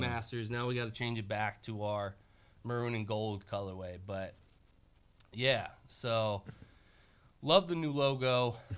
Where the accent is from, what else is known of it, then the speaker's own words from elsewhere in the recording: Bay Area, California, United States; also born or lived in Roseville, California; now in Portland, United States; I grew up in the Bay Area until I was about 15 years old.